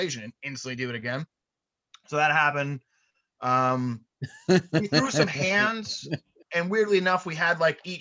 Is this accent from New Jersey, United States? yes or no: yes; New Jersey, United States; I'm from New Jersey.